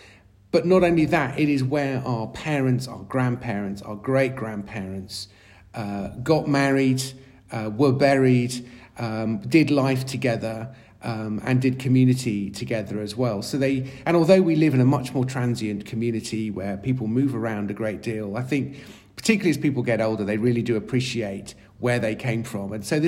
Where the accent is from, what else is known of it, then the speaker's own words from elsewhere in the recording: Yeovil, South West England, United Kingdom; I live not that far away from the city of Wells, which is half the size of my hometown of Yeovil.